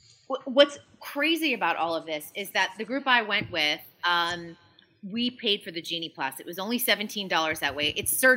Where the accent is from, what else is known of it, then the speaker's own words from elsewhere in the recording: Massachusetts, United States; because I grew up in Massachusetts. We went down to Disney almost once a year, at least for a week's vacation, because it was really affordable at the time.